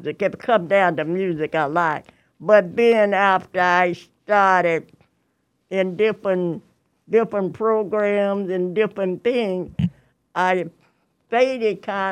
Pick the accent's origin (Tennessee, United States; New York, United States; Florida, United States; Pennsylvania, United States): Tennessee, United States; moved away as an adult; also born or lived in Indiana / Springfield; I grew up in Tennessee. I was born somewhere in Tennessee